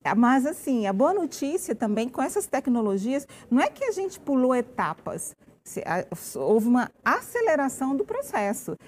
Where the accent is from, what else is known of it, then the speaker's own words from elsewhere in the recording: Brazil; nosso comportamento como brasileiro